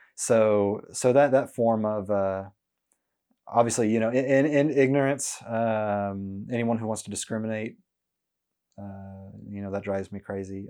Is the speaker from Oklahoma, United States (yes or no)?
yes; Norman, Oklahoma, United States; now in Oklahoma City, United States; growing up in Norman